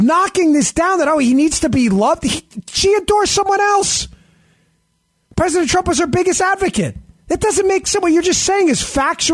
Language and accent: English; New York, United States; I grew up in New York. I was a cop in New York.